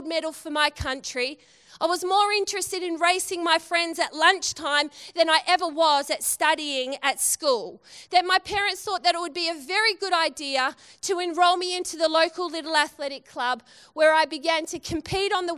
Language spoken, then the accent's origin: English; Western Australia, Australia